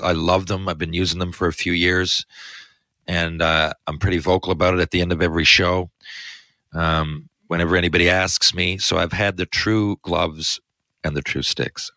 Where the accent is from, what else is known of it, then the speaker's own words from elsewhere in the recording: Newfoundland and Labrador, Canada; I love where I come from. I love where I live. I love Canada and more specifically Newfoundland.